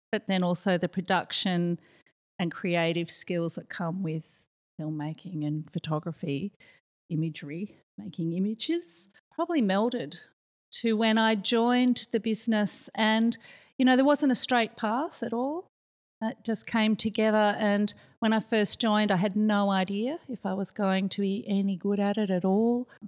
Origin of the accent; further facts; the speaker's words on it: Australia; born there; also born or lived in Kuala Lumpur, Malaysia / New York, United States; I did grow up in a, quite a few countries. I was born in Australia, lived in KL, lived in New York, ended up back in Melbourne.